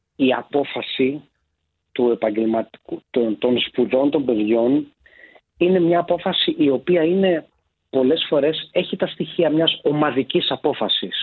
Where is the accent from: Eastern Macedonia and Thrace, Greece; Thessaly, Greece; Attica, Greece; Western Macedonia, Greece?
Thessaly, Greece; Larissa; moved away as an adult; now in Athens, Greece; Εγώ που γεννήθηκα και μεγάλωσα στη Λάρισα